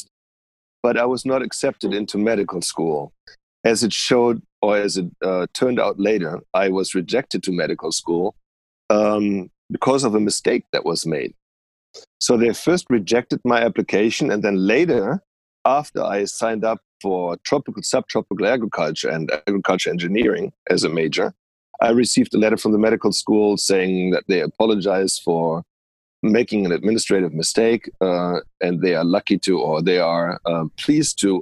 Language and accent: English; Viersen, North Rhine-Westphalia, Germany; moved away as an adult; also born or lived in Leipzig, Germany / Lubbock, Texas / Davis, California; now in California, United States; I grew up near the Dutch border in a place called Viersen. That's near Düsseldorf